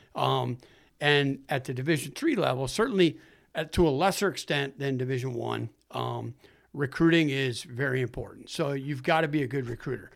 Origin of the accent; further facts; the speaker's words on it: Saranac Lake, New York, United States; moved away as an adult; also born or lived in Canton, New York; now in Plattsburgh, United States; I grew up in Saranac Lake, so not too far away from here.